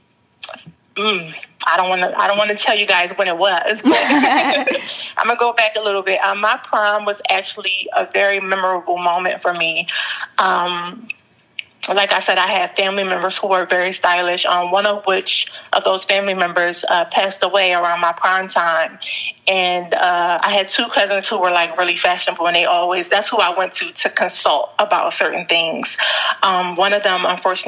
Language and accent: English; Philadelphia, Pennsylvania, United States; I'm from Philadelphia